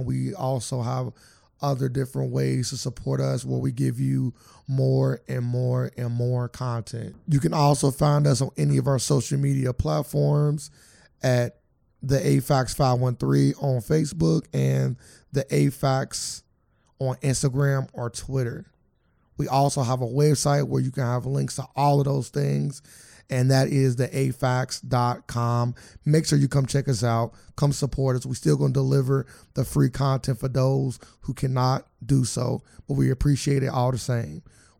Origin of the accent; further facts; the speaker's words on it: Canada; Usually when you ain't from some area, girls typically want you more. I tell them, I'm from Canada.